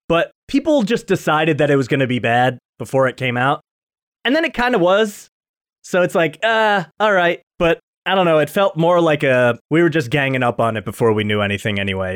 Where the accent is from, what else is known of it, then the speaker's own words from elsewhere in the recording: New York, United States; I'm a New Yorker